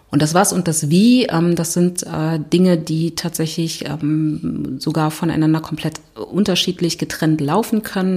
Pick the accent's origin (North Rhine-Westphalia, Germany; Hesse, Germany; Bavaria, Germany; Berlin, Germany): Berlin, Germany; ich komme aus Berlin